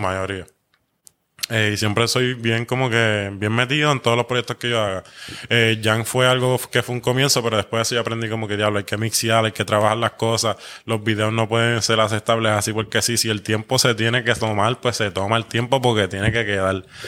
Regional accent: Puerto Rico; como puertorriqueño

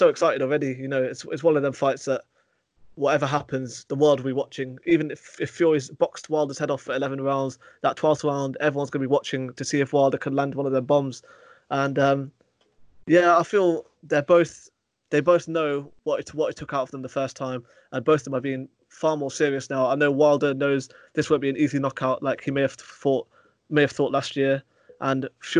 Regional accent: United Kingdom; As a British fight fan

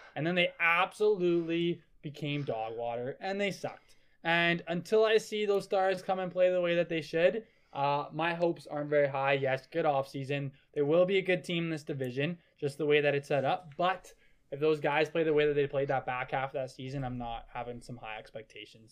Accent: Calgary, Alberta, Canada; I'm from Calgary

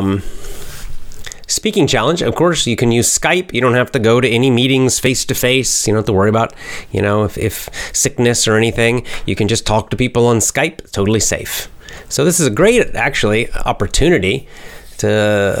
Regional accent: United States; I'm American. American. USA

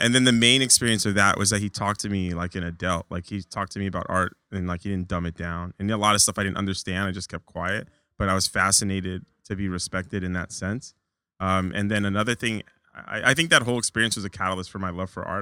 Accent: Orange County, California, United States; moved away as an adult; also born or lived in Long Beach, California / Huntington Beach, California; now in New York, United States; I moved, uh, to Orange County, pretty much spent my whole life there

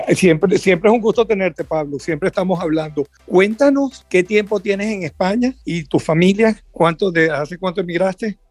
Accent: Venezuela; moved away; los que venimos de Venezuela

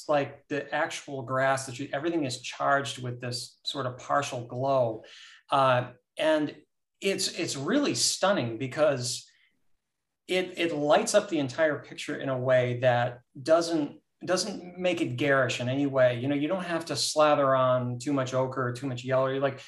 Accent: United States; I was lucky. I grew up sort of on Lake Erie, north in the state.

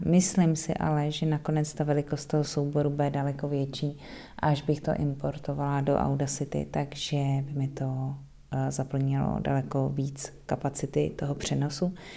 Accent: Czechia; now in Netherlands; jaký máme my Vánoce v Čechách

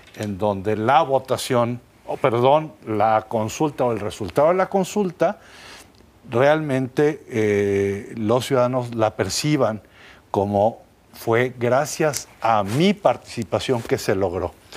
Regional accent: Jalisco, Mexico; nosotros como ciudadanos mexicanos, jaliscienses

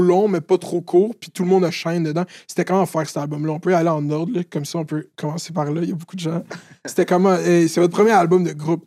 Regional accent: Laval, Quebec, Canada; je viens de Laval

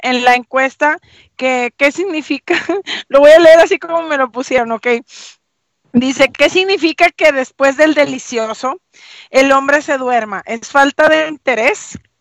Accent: Venezuela; moved away as an adult; now in Mexico; yo nací aquí, sin embargo, mi adolescencia la viví en Venezuela

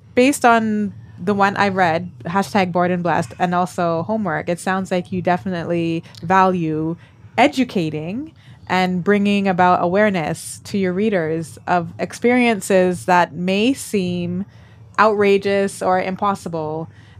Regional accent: Canada; now in Hong Kong; I'm familiar with … as a Canadian

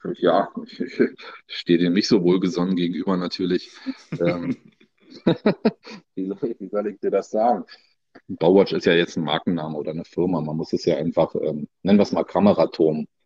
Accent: Berlin, Germany; also born or lived in Brandenburg; Ich bin gebürtiger Nordberliner. Ja, komme aus Berlin-Reinickendorf, wohne da schon mein ganzes Leben lang.

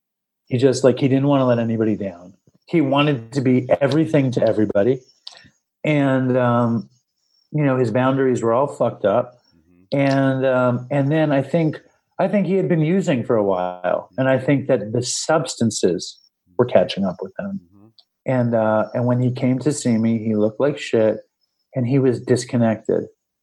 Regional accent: New York City, New York, United States; I grew up in Manhattan. I see where I grew up

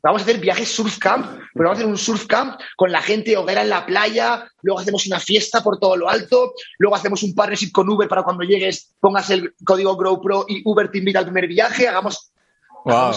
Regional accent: Valencia, Valencian Community, Spain; moved away as an adult; also born or lived in Barcelona; soy de Valencia original, me fui a Barcelona

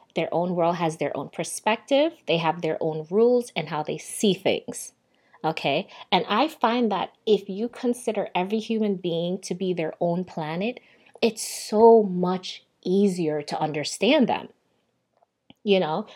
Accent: Jamaica; also born or lived in New York, United States; now in Miami, United States; I am a Jamaican-born Sagittarius

